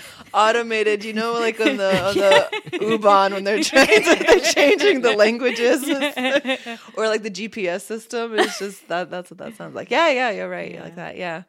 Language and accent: English; Bosnia & Herzegovina; born there; I know I was born in Bosnia